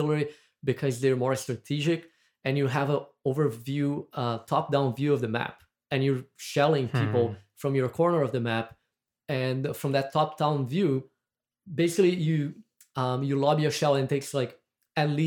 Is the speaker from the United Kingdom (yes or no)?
no; Brazil; accent: Brazilian; moved away; I'm from Brazil. That's what my accent is. Is from.